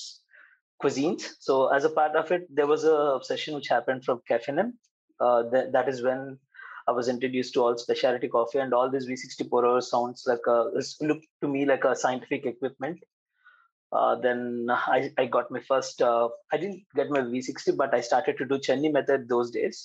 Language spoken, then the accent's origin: English; Hyderabad, Telangana, India; I'm from Hyderabad.